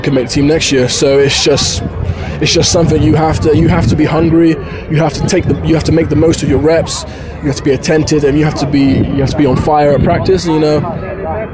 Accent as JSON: {"language": "English", "country": "United Kingdom", "moved": "as an adult", "lives_now": "United States", "said": "being a British guy, it's just kind of where I'm from"}